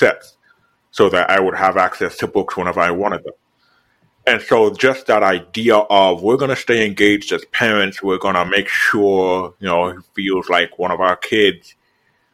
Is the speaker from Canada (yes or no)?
no; Jamaica; now in United States; I was born in Jamaica